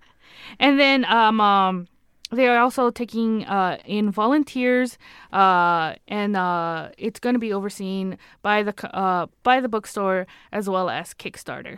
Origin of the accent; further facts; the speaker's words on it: California, United States; accent: California; my California accent